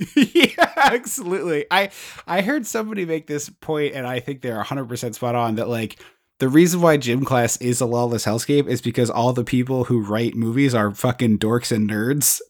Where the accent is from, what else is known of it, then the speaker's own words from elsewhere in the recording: where The Blob was filmed, Pennsylvania, United States; nineteen fifty-eight, filmed where we grew up.